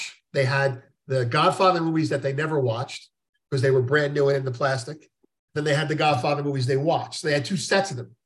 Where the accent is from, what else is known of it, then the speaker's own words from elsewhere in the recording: United States; I grew up in the inner city, Italian American